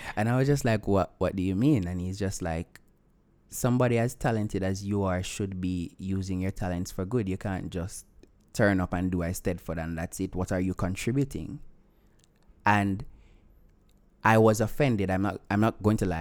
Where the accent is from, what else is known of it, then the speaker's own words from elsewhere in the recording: Vernam Field, Clarendon, Jamaica; I'm from Clarendon